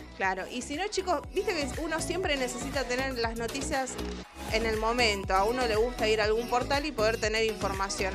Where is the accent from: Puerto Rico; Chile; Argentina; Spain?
Argentina; país que está en el fin del mundo, que somos nosotros, argentinos